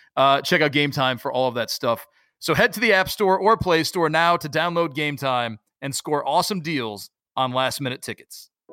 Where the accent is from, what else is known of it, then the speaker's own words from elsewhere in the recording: Syracuse, New York, United States; moved away; I'm from Syracuse